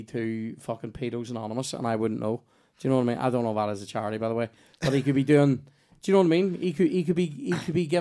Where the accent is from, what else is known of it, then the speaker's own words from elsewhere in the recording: Belfast, Northern Ireland, United Kingdom; I'm from West Belfast